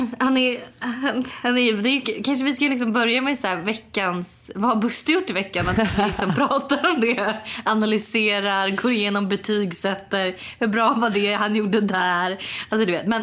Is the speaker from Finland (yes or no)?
no; Sweden; moved away; när jag var hemma i Sverige förra veckan